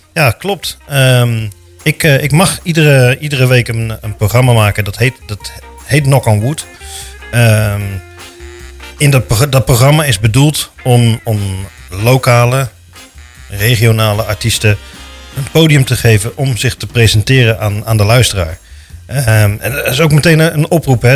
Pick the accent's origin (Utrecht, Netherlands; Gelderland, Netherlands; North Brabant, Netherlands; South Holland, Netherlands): Utrecht, Netherlands; De Bilt; moved away as an adult; now in Houten, Netherlands; geboren en getogen in De Beeld